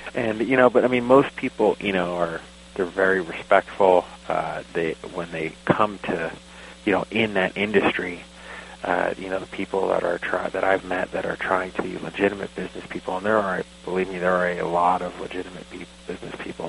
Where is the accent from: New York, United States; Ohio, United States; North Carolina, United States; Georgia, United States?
New York, United States; Long Island; moved away as an adult; also born or lived in Jackson County, Oregon; now in Oregon, United States; I actually grew up outside of New York City, on Long Island